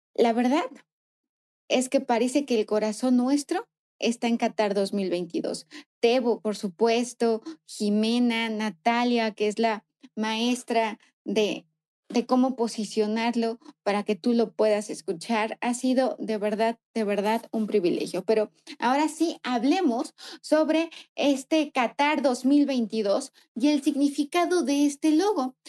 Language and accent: Spanish; Mexico